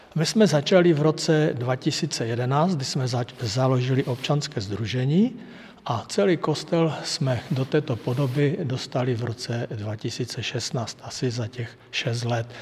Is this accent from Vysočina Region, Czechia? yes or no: no; Hlučín Region, Moravian-Silesian Region, Czechia; moved away as an adult; now in Dolní Údolí, Czechia; My jsme z Hlučínska